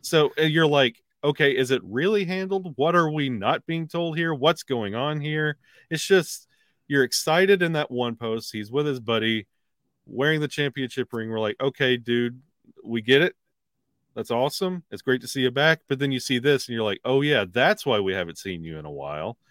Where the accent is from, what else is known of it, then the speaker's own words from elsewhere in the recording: the South, United States; I'm from the South